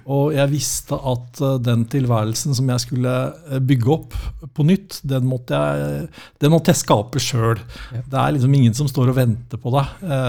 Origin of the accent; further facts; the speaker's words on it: Norway; vi, nordmenn flest er ikke som amerikanere